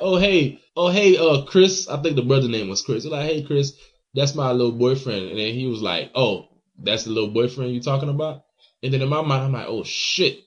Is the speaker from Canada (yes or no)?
no; Haiti; moved away; when I was in Haiti